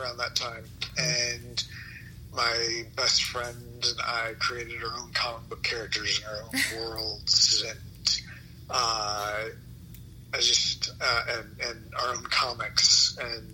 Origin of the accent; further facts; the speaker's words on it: Nashville, Tennessee, United States; moved away as an adult; also born or lived in Ohio / New York; I grew up in Nashville, Tennessee, right near Vanderbilt University.